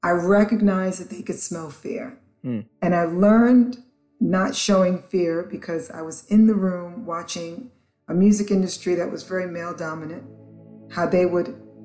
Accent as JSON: {"language": "English", "town": "New York City", "region": "New York", "country": "United States", "tie": "born or raised there", "also_born_or_lived": "Antigua / St. Croix", "said": "I grew up in the South Bronx, so I grew up where hip hop was born"}